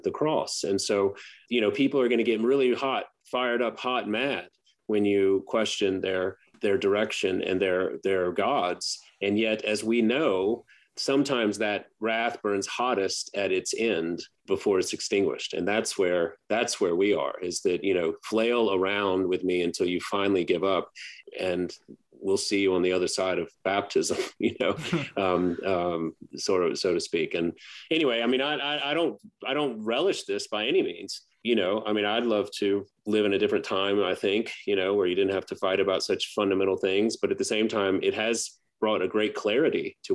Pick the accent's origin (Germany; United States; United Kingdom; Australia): United States; Baton Rouge, Louisiana; growing up in Baton Rouge